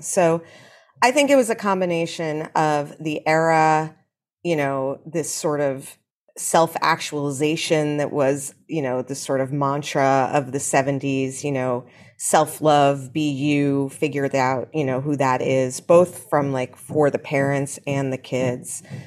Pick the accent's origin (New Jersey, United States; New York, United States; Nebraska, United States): New York, United States; New York City; I grew up here, and shockingly to a lot of people, my mother grew up here too